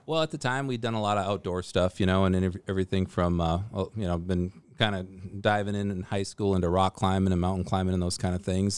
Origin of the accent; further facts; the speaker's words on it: Minnesota, United States; moved away as an adult; also born or lived in Fairbanks, Alaska; now in Alaska, United States; I grew up in Minnesota in kind of the, the middle of Minnesota and Lakes Country